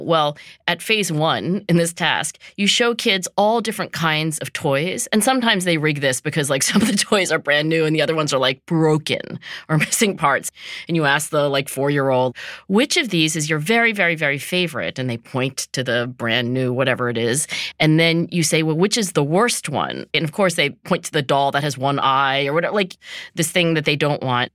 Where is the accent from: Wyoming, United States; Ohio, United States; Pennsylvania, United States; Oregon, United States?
Pennsylvania, United States; Philadelphia; my hometown here, Philadelphia